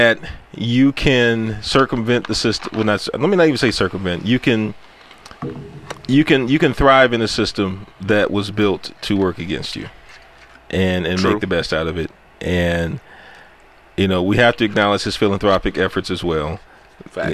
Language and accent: English; United States; I grew up in the hood. I grew up in Sunnyside.